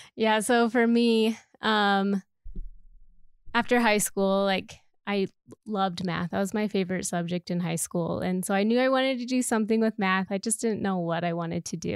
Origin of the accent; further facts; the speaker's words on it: Idaho, United States; moved away as an adult; now in Colorado, United States; I was actually born and raised in Idaho, so that's where I grew up, and then I came out to Colorado for school.